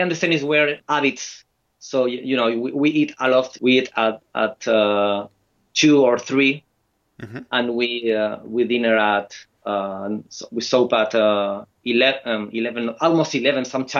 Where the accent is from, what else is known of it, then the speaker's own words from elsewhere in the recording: Valencia, Valencian Community, Spain; English is a second language; now in Bilbao, Spain; I live in Bilbao, but I'm from Valencia.